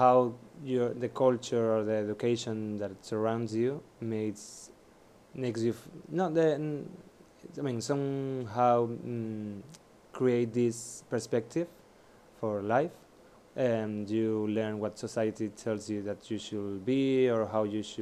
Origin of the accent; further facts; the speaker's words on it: Seville, Andalusia, Spain; moved away; I was born in Sevilla with all this, Catholic culture around me